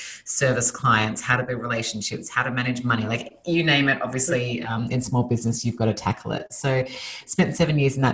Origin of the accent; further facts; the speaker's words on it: Sydney, New South Wales, Australia; moved away as an adult; now in Los Angeles, United States; Originally, I'm from Australia. So I was born and raised in Sydney, Australia, moved to Los Angeles 5 years ago